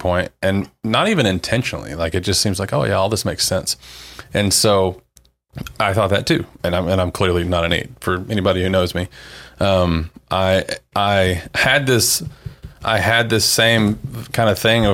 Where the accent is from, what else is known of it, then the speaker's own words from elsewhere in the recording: the Bible Belt, United States; I grew up in the Bible Belt.